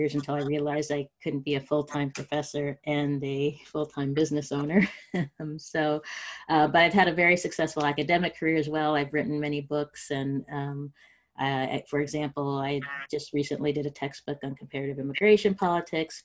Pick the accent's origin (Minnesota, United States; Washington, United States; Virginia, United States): Washington, United States; Spokane; also born or lived in Los Angeles, California / Stanford, California / Austin, Texas; now in Menlo Park, United States; I grew up in Spokane, Washington, first generation college goer